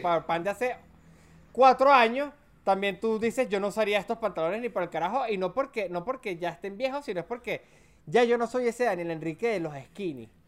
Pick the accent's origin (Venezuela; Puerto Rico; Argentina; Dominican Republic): Venezuela; Mérida; soy de Mérida. Mérida tampoco es una ciudad de usar muchos shorts. Mérida es una ciudad para los que no son de Venezuela considerada una de las ciudades más frías de, de, Venezuela